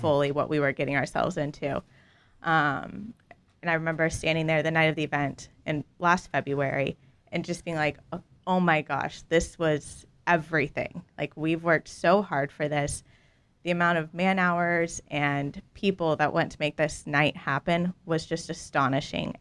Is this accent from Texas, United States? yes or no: yes; Dallas, Texas, United States; I was raised in Dallas.